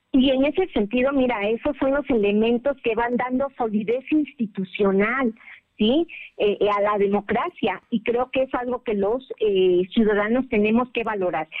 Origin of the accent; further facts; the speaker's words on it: Mexico; somos mexicanos